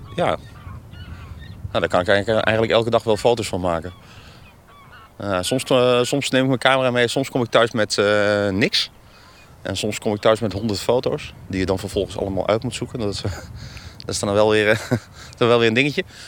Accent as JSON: {"language": "Dutch", "town": "Wijhe", "region": "Overijssel", "country": "Netherlands", "tie": "born or raised there", "said": "Ik ben zelf geboren en getogen in Weijen. Dat ligt natuurlijk ook aan de IJssel."}